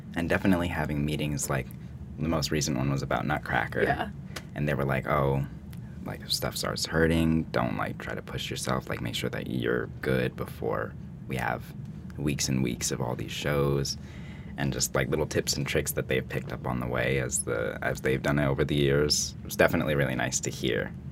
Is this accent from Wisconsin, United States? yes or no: no; Emmaus, Pennsylvania, United States; now in New York, United States; I'm from the Lehigh Valley, Pennsylvania, specifically in Emmaus, Pennsylvania, and I went to a little studio called Dolly Holtzman Dance Academy.